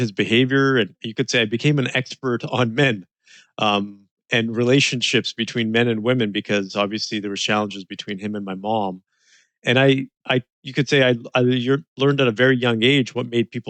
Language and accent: English; Kelowna, British Columbia, Canada; I was born in this small town called Kelowna, British Columbia. And my parents immigrated there back in the early 70s, and I was born there. I have to say, I'm so blessed to have been raised there.